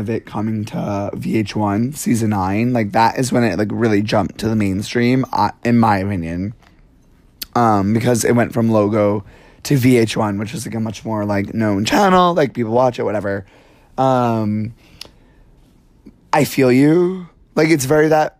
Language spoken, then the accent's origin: English; New York City, New York, United States; I'm from New York, like, I would take the subway to high school and see drag queens